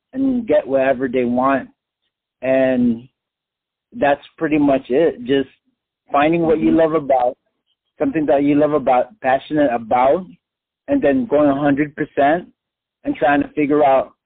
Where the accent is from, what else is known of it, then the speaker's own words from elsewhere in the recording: Philippines; I'm Filipino